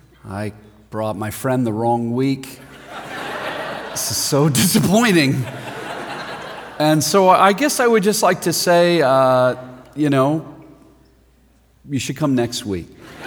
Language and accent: English; Denver, Colorado, United States; I'm from Denver, Colorado, which is a sister city, I think, of Portland.